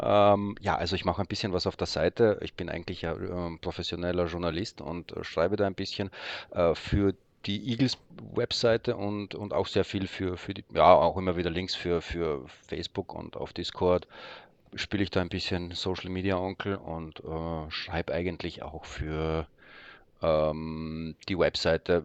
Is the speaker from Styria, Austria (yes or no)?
yes; Graz, Styria, Austria; accent: Austrian; also born or lived in Poland; now in Berlin, Germany; gebürtig dort in ähm, Österreich aufwachsen, wie man vielleicht auch hört